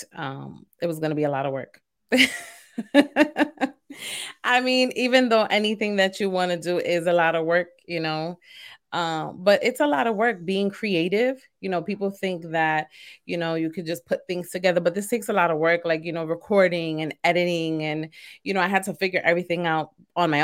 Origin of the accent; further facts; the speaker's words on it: New York City, New York, United States; also born or lived in Queens, New York; I was born and raised in East New York, and then I currently live in Queens